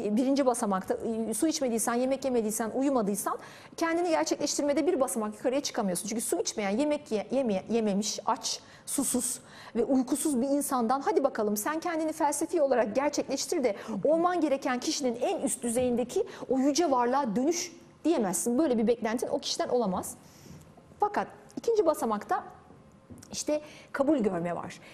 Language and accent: Turkish; Turkey; ben bir Türk'üm